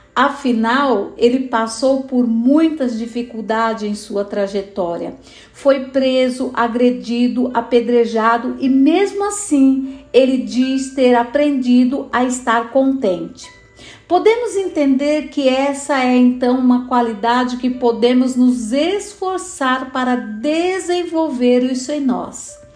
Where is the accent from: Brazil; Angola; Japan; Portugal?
Brazil; São Paulo; sou de São Paulo, capital